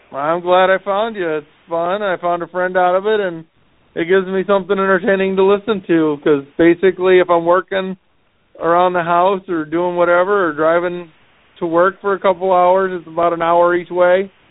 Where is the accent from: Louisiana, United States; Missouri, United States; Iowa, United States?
Missouri, United States; St. Louis; I'm from St. Louis